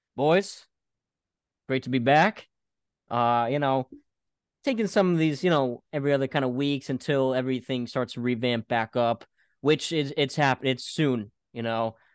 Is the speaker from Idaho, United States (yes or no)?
no; Connecticut, United States; my home state's team, UConn